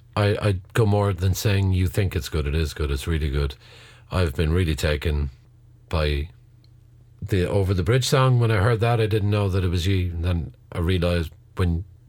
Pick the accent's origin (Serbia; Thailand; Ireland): Ireland; Cork, Munster; We're from Cork